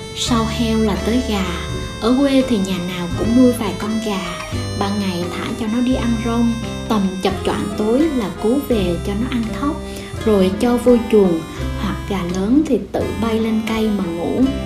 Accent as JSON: {"language": "Vietnamese", "country": "Vietnam", "tie": "born or raised there", "said": "Quê mình là một vùng đất trung du nghèo"}